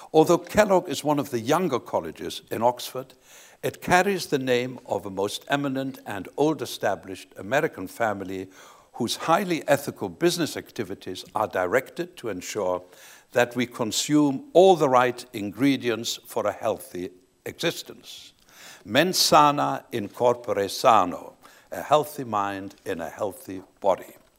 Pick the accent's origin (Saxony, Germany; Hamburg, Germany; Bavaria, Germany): Saxony, Germany; Leipzig; I was born in Leipzig, Saxony, in the eastern part of Germany